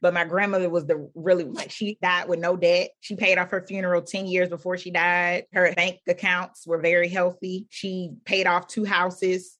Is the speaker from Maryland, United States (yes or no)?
no; Philadelphia, Pennsylvania, United States; born or raised there